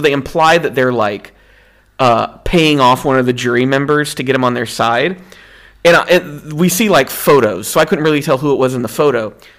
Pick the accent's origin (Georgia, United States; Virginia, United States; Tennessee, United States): Tennessee, United States; I grew up in Tennessee.